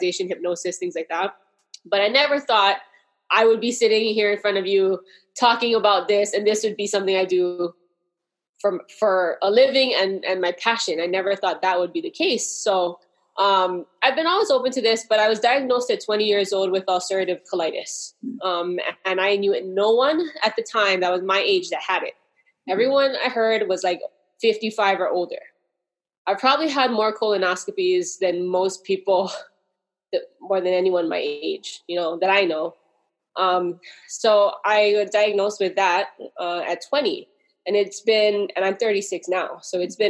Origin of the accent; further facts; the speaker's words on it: Hawaii, United States; I'm from Hawaii